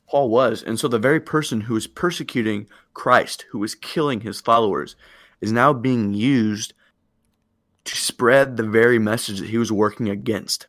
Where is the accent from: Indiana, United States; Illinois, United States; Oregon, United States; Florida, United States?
Illinois, United States; I'm home now from Springfield. I'm in Illinois and loving that, getting to see my family.